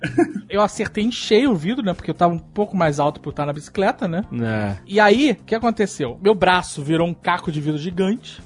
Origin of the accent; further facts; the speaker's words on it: Rio de Janeiro, Brazil; moved away; Quando eu era moleque no Rio de Janeiro